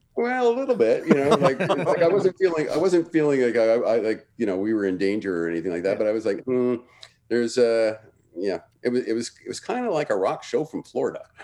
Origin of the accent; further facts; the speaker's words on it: Toronto, Ontario, Canada; moved away as an adult; also born or lived in Vancouver / Montreal; I grew up in Toronto